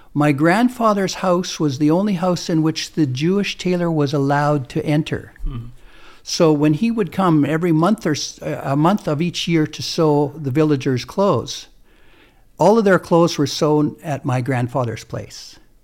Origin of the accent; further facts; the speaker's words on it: Canada; we're Canadian